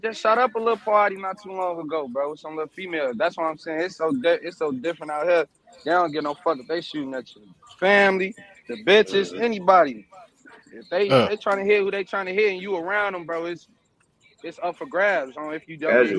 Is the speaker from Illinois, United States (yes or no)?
yes; Chicago, Illinois, United States; Being in Iraq is like being wherever you grow up at.